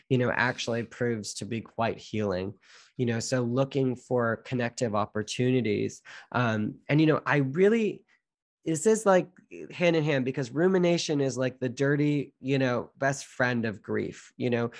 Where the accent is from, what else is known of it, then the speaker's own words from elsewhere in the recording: Canada; I'm Canadian born